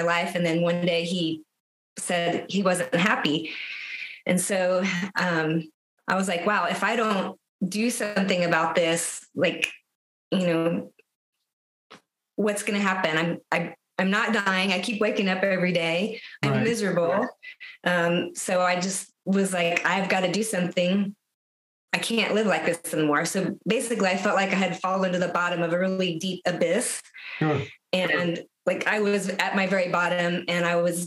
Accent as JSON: {"language": "English", "town": "San Antonio", "region": "Texas", "country": "United States", "tie": "born or raised there", "also_born_or_lived": "Austin, Texas", "moved": "as an adult", "lives_now": "Omaha, United States", "said": "So I grew up in San Antonio, Texas. And then I lived in Austin since 2004"}